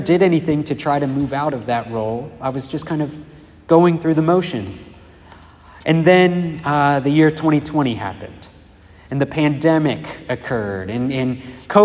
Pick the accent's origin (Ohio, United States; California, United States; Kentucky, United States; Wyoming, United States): Ohio, United States; Dayton; moved away; I was living in my hometown, which is Dayton, Ohio